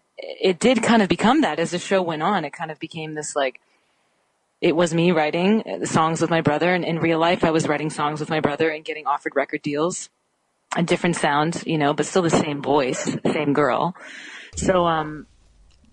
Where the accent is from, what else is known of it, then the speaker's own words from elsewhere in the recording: Canada; I'm Canadian.